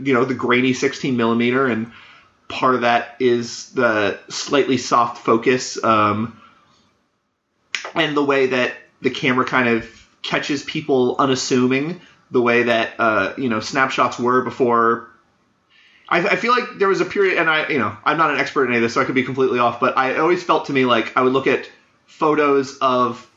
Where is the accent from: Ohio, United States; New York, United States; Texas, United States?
Texas, United States; I grew up mostly in Texas